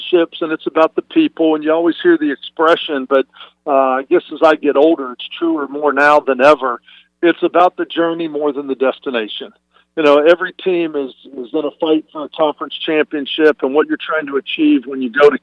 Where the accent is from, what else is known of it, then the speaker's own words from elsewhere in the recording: Fayetteville, Arkansas, United States; moved away; I grew up in Fayetteville, Arkansas, a small town